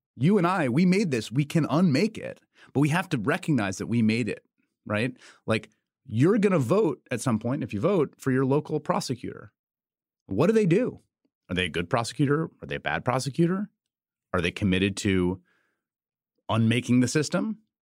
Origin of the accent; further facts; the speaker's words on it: New York City, New York, United States; moved away; also born or lived in Chicago / Washington, D.C.; I grew up in New York City in the peak crime years